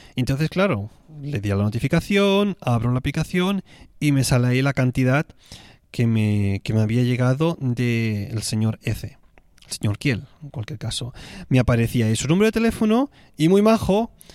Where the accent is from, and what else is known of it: Tarragona, Catalonia, Spain; born or raised there; moved away